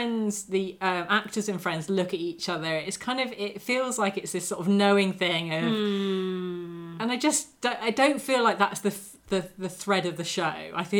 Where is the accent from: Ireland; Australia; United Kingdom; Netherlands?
United Kingdom; we are British viewers